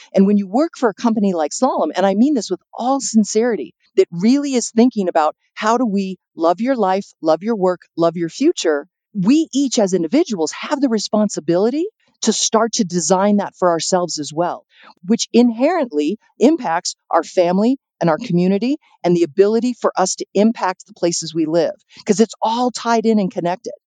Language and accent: English; San Diego, California, United States; also born or lived in Chicago; now in Santa Fe, United States; I'm originally from San Diego and I've been living in Chicago for about 25 years